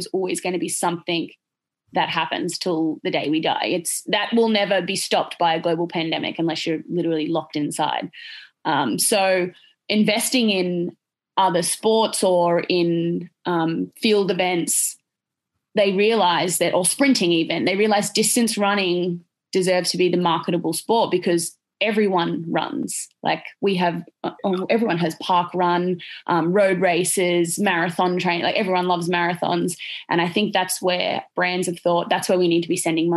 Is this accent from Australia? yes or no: yes; Australia; in Australia, I think we get forgotten about down here